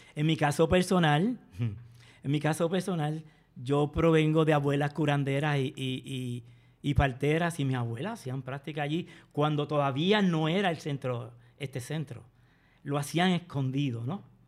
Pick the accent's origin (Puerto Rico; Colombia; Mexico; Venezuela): Puerto Rico